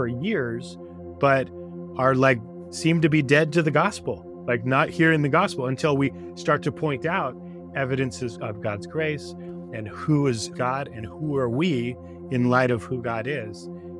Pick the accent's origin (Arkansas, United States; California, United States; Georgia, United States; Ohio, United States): California, United States; I was raised in the East Bay area on a 5-acre parcel, and I was in 4-H and, you know, we had 28 walnut trees